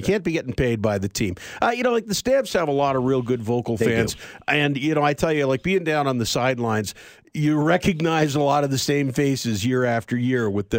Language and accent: English; Vancouver, British Columbia, Canada; I grew up in Vancouver